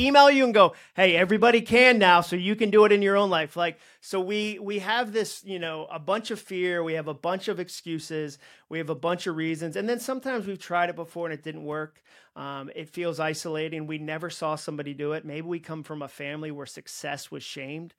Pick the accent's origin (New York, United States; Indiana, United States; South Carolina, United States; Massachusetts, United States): Massachusetts, United States; I grew up in Massachusetts